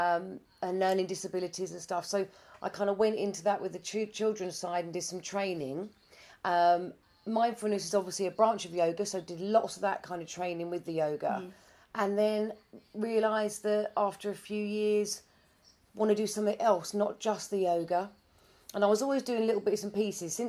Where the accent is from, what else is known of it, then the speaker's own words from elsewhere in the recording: Chelmsford, East of England, United Kingdom; moved away as an adult; now in Wanstead, United Kingdom; Born and bred in Essex, Chelmsford, Essex, but I've lived in Wanstead for 8 years now.